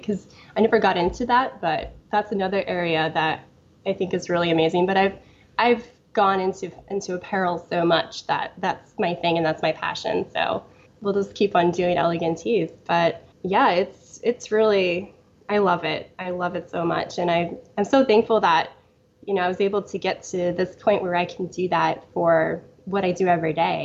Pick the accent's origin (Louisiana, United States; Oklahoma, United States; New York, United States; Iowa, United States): Iowa, United States; I grew up on a farm in Iowa in a very small town